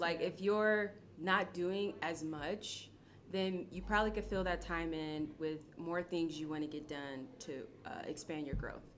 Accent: Akron, Ohio, United States; I'm from Akron, Ohio, born and raised

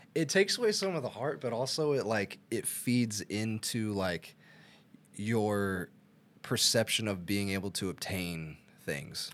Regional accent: Arkansas, United States; I'm from Arkansas.

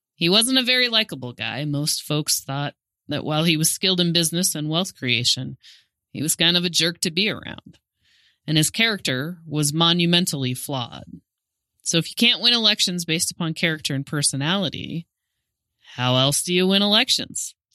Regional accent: Montana, United States; also born or lived in Great Falls, Montana / Glasgow, Montana / Seeley Lake, Montana / Missoula, Montana; I was born in Great Falls, Montana, and have lived all over the state, Great Falls, Glasgow, Sealy Lake, Missoula, Kalispell, and I even went to Sims High School

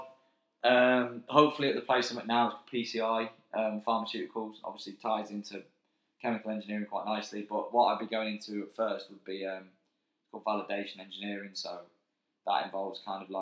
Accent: just outside Manchester, North West England, United Kingdom; now in Swansea, United Kingdom; I'm not from Manchester, the city. I'm from just outside. So moving to Swansea was big for me.

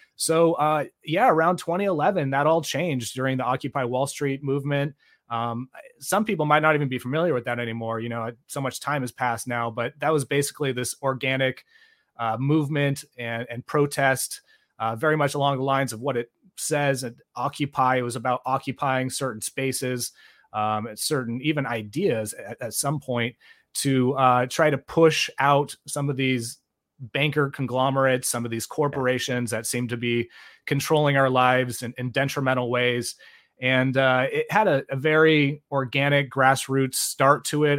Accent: Bay Area, California, United States; I grew up in the Bay Area.

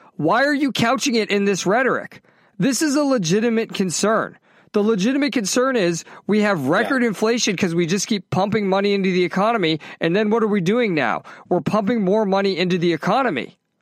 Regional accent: United States; I'm fucking American

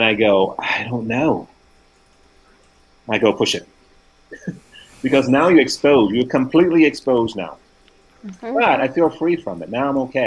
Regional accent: Tennessee, United States; moved away; also born or lived in California; I never forgot I'm from Tennessee

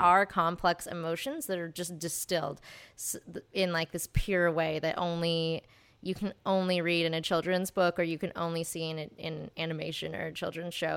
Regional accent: Texas, United States; moved away as an adult; also born or lived in Santa Barbara, California; now in Los Angeles, United States; I was raised in Texas. Um, and then I moved out here to go to U C Santa Barbara

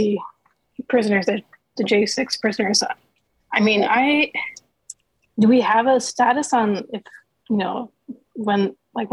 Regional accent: Oregon, United States; I'm from Oregon

